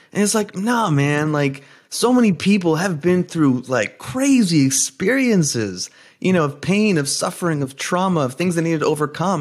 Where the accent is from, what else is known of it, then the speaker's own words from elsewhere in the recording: New Jersey, United States; I'm first generation, uh, Greek American, born and raised in New Jersey